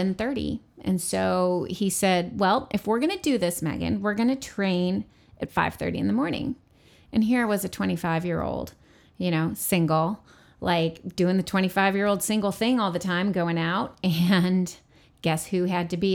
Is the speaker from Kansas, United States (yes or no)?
no; New York, United States; where I grew up in New York State